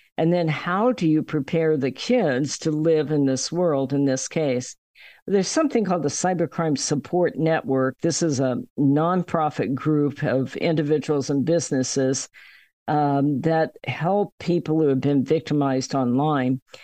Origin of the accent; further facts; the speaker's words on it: United States; being an American